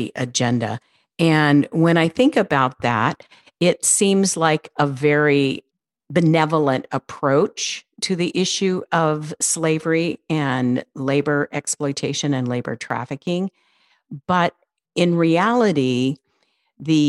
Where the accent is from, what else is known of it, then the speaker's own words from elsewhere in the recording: California, United States; I'm from California